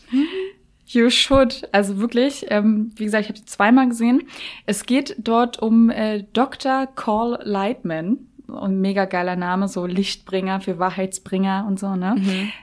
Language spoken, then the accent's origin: German; Berlin, Germany; ich komme ja aus Berlin